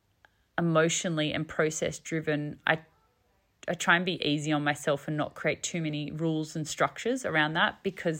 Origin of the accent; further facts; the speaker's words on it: family farm in southern New South Wales, Australia; also born or lived in Sydney; My husband and I have in the last 4 years moved back to our family farm, my family farm where I grew up, which is pretty exciting. We moved back from Sydney